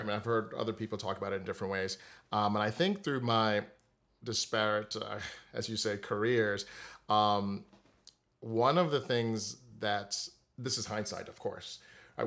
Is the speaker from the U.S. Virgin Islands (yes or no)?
yes; Saint Croix, U.S. Virgin Islands; moved away as an adult; also born or lived in Delaware; I'm originally from the Virgin Islands, uh, Saint Croix, the largest of the U S group of the islands there. I spent my entire childhood there, all the way through high school